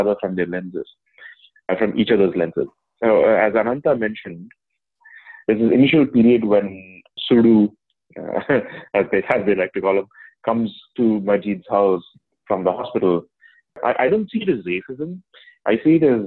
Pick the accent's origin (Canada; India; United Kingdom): India; moved away; As an Indian who's living outside of India